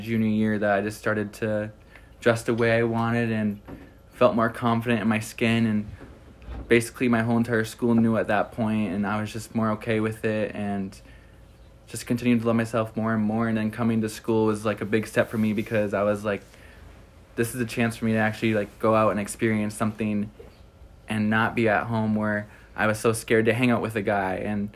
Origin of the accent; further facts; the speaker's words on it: Iron Mountain, Michigan, United States; I'm from Iron Mountain, Michigan, which is in the UP, like 8 hours away from school